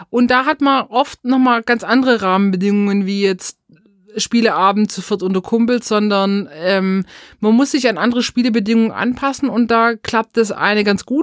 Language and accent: German; Baden-Württemberg, Germany; accent: Swabian; Genauso wie und unseren schwäbischen Akzent, der wird hier auch drin bleiben